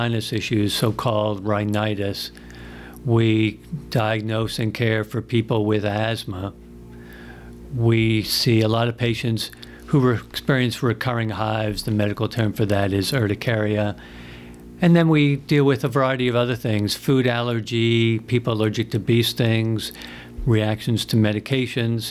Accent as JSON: {"language": "English", "area": "Long Island", "region": "New York", "country": "United States", "tie": "born or raised there", "also_born_or_lived": "Chapel Hill, North Carolina / Houston, Texas / Tennessee", "moved": "as an adult", "said": "I grew up on Long Island up in New York"}